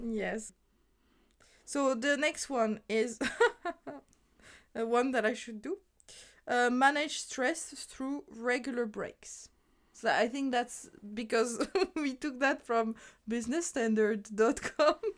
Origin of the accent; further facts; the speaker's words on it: France; moved away; my hometown in France